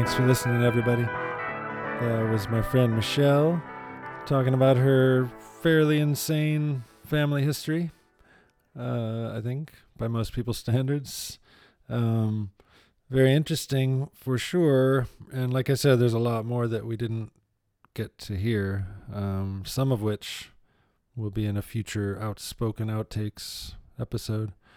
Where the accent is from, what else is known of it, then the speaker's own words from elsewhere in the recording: Ann Arbor, Michigan, United States; I grew up in Ann Arbor, which is about as liberal as you can get